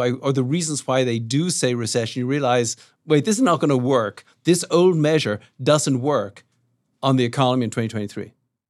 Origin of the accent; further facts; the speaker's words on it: Dublin, Leinster, Ireland; South Dublin.